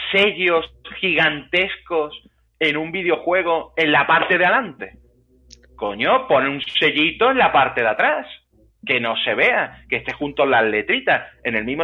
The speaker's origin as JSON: {"language": "Spanish", "region": "England", "country": "United Kingdom", "said": "Digo, como soy inglés, no me lo contáis."}